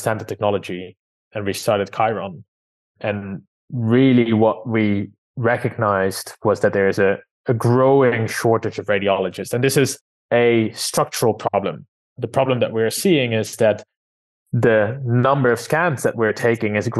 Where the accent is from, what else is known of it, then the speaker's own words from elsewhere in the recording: Amsterdam, North Holland, Netherlands; moved away as an adult; now in London, United Kingdom; I was born and raised in Amsterdam